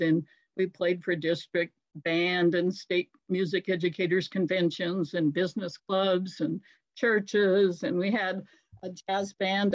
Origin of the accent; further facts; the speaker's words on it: Great Falls, Montana, United States; moved away as an adult; also born or lived in Georgia; now in Owensboro, United States; I was born in Great Falls, Montana, and that's a really out of the way place.